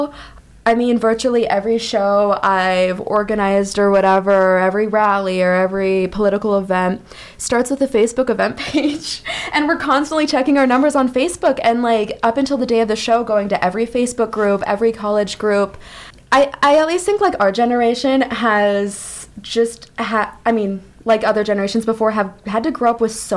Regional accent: Iowa, United States; moved away; Steve King, like the congressman from my home state

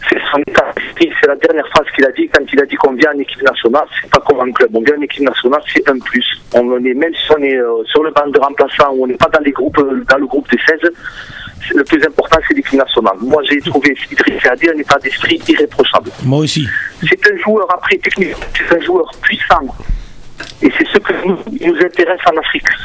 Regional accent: France; born there; Bon, Madjer, moi, euh, je suis franco-algérien, je suis né en France.

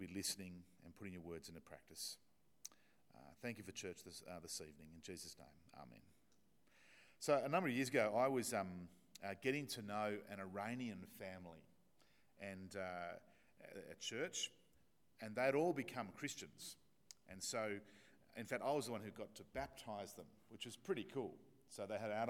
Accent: Australia; accent: Australian; my Australian accent

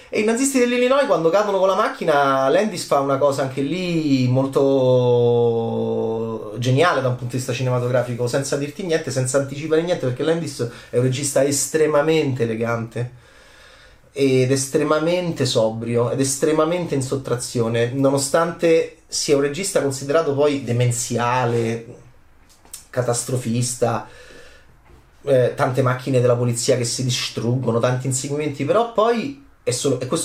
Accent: Rome, Lazio, Italy; nel quartiere eh, assurdo in cui sono cresciuto a Roma

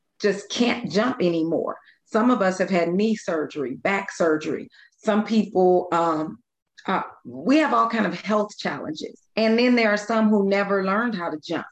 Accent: Bellwood, Illinois, United States; I grew up in Bellwood, Illinois, which is a suburb of Chicago.

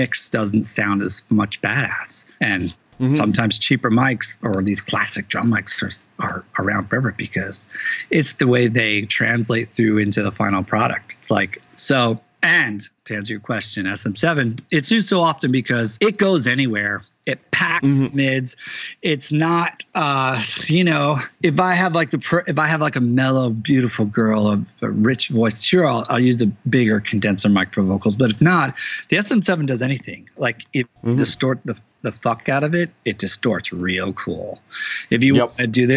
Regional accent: Teaneck, New Jersey, United States; my town, Teaneck, New Jersey

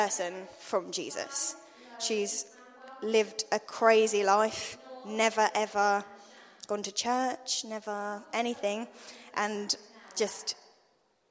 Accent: London, United Kingdom; now in Attleborough, United Kingdom; I'm from London

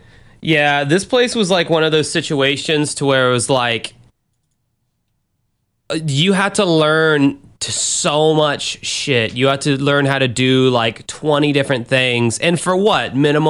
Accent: Chicago, Illinois, United States; I know I'm from Chicago, but who the hell puts tomatoes and pickles on a fucking hot dog?

